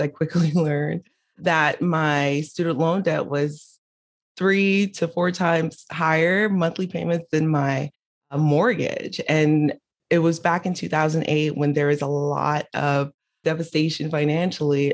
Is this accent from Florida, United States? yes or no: yes; Miami, Florida, United States; also born or lived in Haiti; I was born in Haiti, raised in Miami